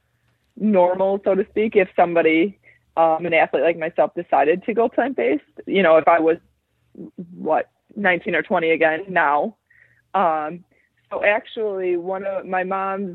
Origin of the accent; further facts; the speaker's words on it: Brighton, Michigan, United States; also born or lived in Buffalo / Connecticut / China; now in Toronto, Canada; I am originally from Brighton, Michigan. I'm currently living in Toronto